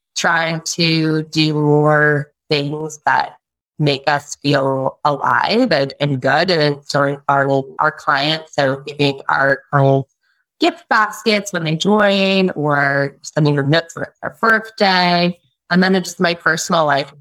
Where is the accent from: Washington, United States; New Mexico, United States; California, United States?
Washington, United States; Bellingham; also born or lived in Alaska; I am originally from Alaska and from Bellingham, Washington.